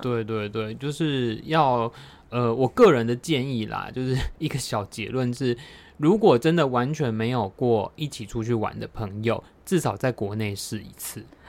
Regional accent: Taiwan; 以台湾人为耻

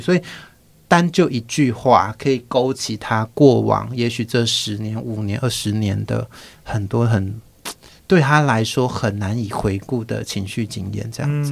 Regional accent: Taitung County, Taiwan; 我自己其实是乡下，我是台东人，就是一个非常偏乡的乡下

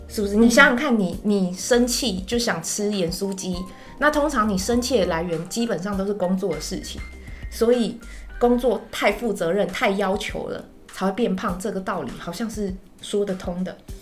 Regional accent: Taiwan; 我台湾人呢，我在台湾混

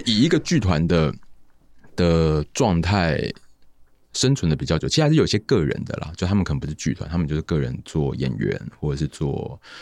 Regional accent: Tainan, Taiwan; 我是台南人

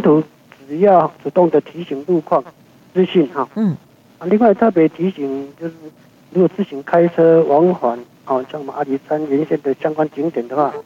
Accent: Taiwan; 我们台湾这边

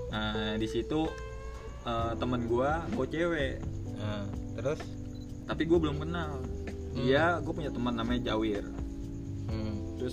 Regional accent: Bogor, West Java, Indonesia; iya aku orang Bogor bang

